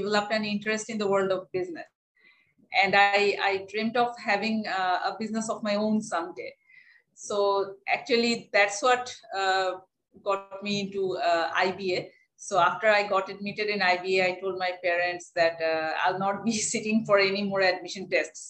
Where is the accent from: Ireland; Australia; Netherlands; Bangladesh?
Bangladesh; Dhaka, Dhaka Division; I grew up in Dhaka city